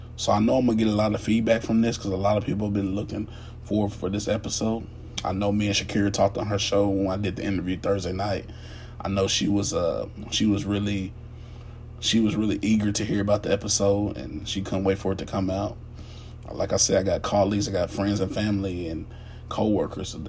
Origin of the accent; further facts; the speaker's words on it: United States; I am an African American